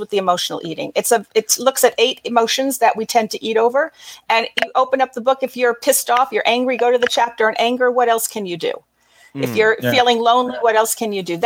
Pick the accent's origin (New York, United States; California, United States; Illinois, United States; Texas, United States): New York, United States; Long Island; moved away as an adult; also born or lived in Brooklyn, New York; now in Los Angeles, United States; I was born in Brooklyn. I was raised on Long Island